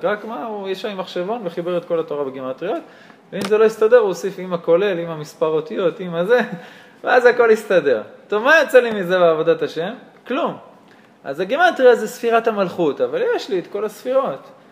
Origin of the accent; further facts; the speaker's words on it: Karnei Shomron, West Bank, Israel; כשהיינו קטנים בקרני שומרון